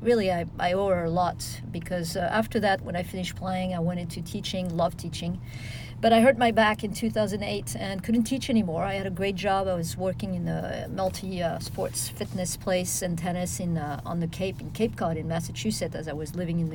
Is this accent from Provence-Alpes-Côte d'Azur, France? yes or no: yes; Nice, Provence-Alpes-Côte d'Azur, France; also born or lived in Paris; I was born in Paris, in L'Île-les-Roses, outside of Paris. Moved to Nice with my parents at age 2